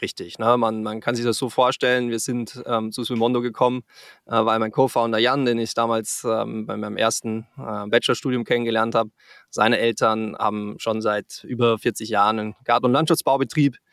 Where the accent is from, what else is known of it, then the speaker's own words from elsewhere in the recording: Salzburg, Austria; moved away as an adult; also born or lived in Frankfurt area, Germany / Canada; now in Cologne, Germany; Ich komme ursprünglich aus Österreich, äh, aus dem schönen Salzburg